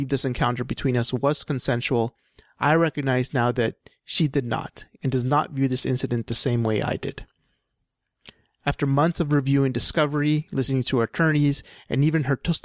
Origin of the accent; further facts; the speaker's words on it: Western Canada, Canada; we as Western Canadian Anglo society